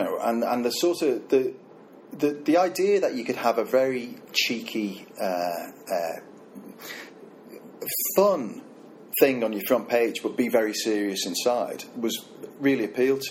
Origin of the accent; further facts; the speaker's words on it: Liverpool, North West England, United Kingdom; I'm from Liverpool